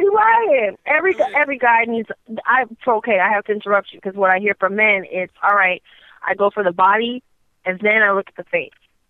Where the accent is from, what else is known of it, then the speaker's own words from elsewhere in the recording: the West, United States; So I love my East Coast people, even though I am from the West.